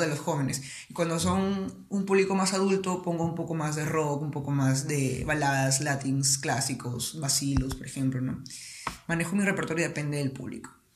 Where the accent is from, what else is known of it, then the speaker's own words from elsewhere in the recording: Piura, Peru; also born or lived in Iquitos, Loreto, Peru; yo no soy piurano de nacimiento. Nací en Iquitos, en Loreto, pero prácticamente he vivido toda mi vida en Piura